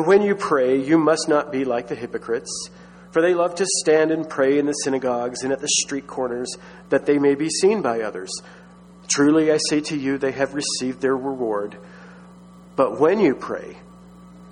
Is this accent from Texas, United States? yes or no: yes; Texas, United States; I grew up in Baptist Texas